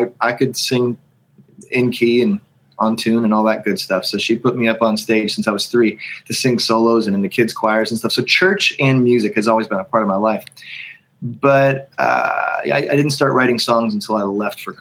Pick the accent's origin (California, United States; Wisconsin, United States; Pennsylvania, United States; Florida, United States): Pennsylvania, United States; moved away as an adult; also born or lived in Georgia; growing up in Pennsylvania with the snow shovels always at the ready